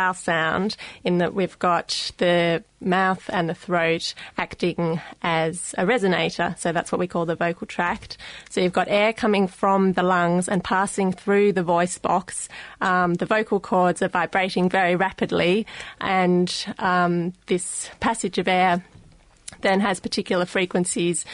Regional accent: Australia; accent: Australian; my Australian accent

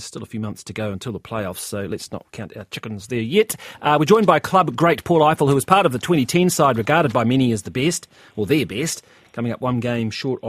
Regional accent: Wellington, New Zealand; I'm from Wellington

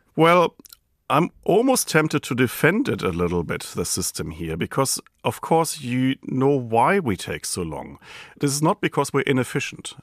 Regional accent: Germany; accent: German; now in New Zealand; my German accent

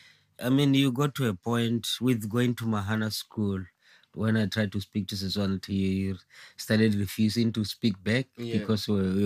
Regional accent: Botswana; moved away as an adult; also born or lived in Nelson, New Zealand; now in New Zealand

